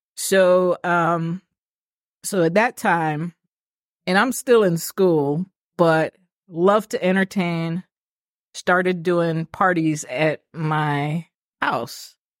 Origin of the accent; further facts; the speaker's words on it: Kingston, Jamaica; now in Atlanta, United States; So I'm a city girl. I'm from Kingston.